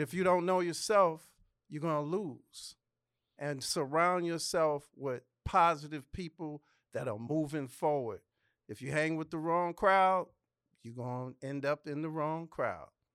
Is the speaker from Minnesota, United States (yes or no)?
no; New York City, New York, United States; also born or lived in Los Angeles, California; now in Atlanta, United States; I'm from the Bronx